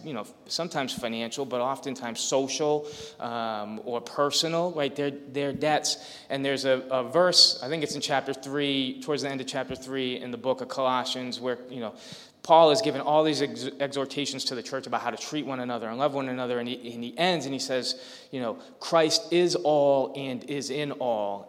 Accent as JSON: {"language": "English", "town": "Lowell", "region": "Massachusetts", "country": "United States", "tie": "born or raised there", "said": "I grew up in Lowell."}